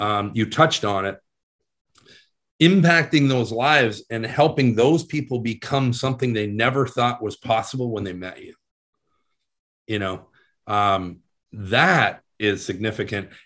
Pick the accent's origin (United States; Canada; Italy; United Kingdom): Canada; being a Canadian boy, and I was playing AAA hockey at the time